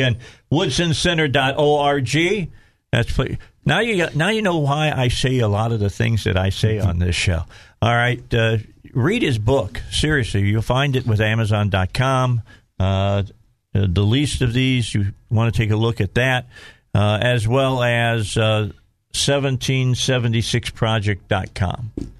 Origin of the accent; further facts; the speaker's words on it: Gary, Indiana, United States; I was born in Gary, Indiana, and grew up outside of Gary.